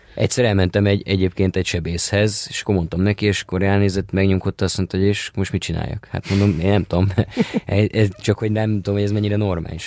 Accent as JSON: {"language": "Hungarian", "region": "Budapest", "country": "Hungary", "tie": "born or raised there", "said": "Én Budapesten születtem, a harmadik kerületben éltünk, amíg a családi fészekben, addig éltem, addig végig a harmadik kerületben"}